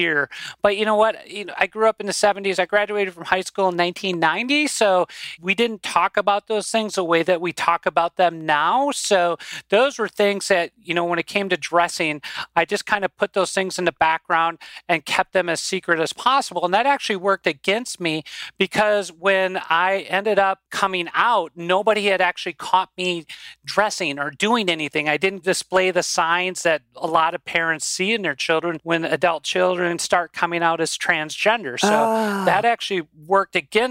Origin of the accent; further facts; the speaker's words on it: White Bear Lake, Minnesota, United States; accent: Minnesota; now in Rochester, United States; I grew up originally in White Bear Lake, Minnesota